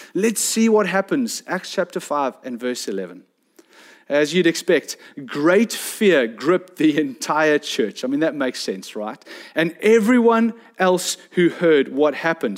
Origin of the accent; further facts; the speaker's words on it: South Peninsula, Western Cape, South Africa; I come from South Penn, where I see the trek netters go out all the time